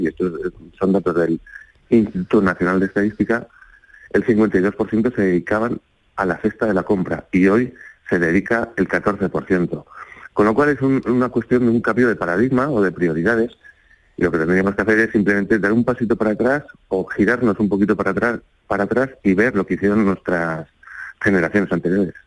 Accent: Spain; nosotros como españoles

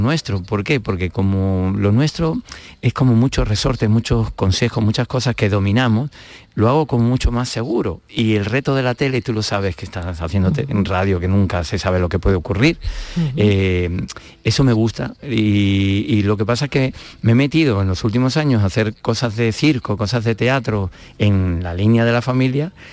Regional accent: Madrid, Community of Madrid, Spain; moved away as an adult; now in Málaga, Spain; he vivido toda la vida en Madrid

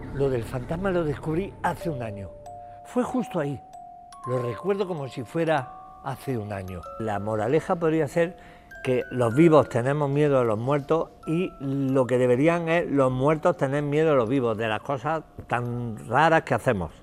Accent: Jaén, Andalusia, Spain; por Jaén, por supuesto, por mi tierra

